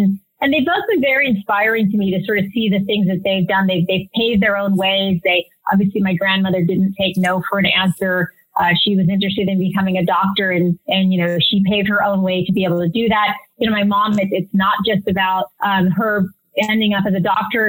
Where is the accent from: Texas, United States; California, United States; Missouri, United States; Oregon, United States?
California, United States; Stockton; I grew up in Stockton, California